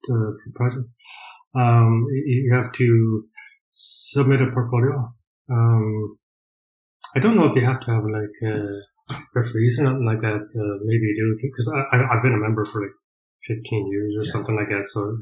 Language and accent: English; Colorado, United States; moved away as an adult; also born or lived in Nebraska; now in County Mayo, Ireland; I was born in Nebraska, which is right next to it. Like, but basically was raised in Colorado.